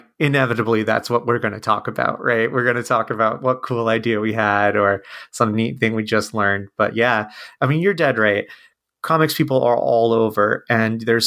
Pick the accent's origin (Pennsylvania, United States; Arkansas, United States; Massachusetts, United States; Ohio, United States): Ohio, United States; also born or lived in San Francisco; I'm from Ohio, and it's where I live now.